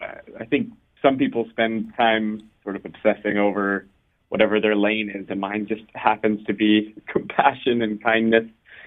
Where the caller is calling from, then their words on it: California, United States; I'm in California, so I think we're in different spots right now